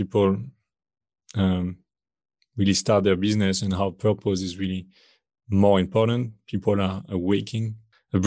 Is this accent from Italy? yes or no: no; France; accent: French; English is a second language; moved away as an adult; also born or lived in China; as you can probably hear from my accent, I am from France. But I left France pretty early in my 20s